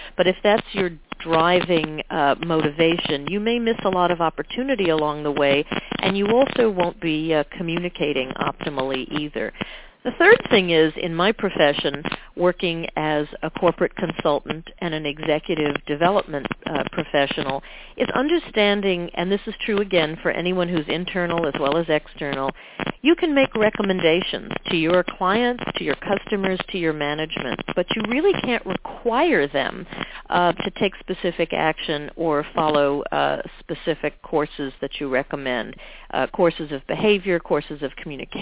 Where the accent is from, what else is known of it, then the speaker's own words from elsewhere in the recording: New York City, New York, United States; also born or lived in Vermont; I came back to New York City where I was born